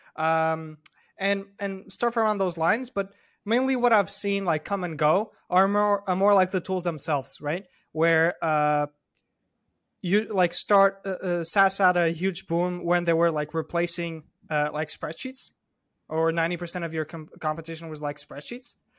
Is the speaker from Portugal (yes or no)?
yes; Porto, Norte, Portugal; I grew up in Porto, Portugal, which is, like, the second biggest city in Portugal.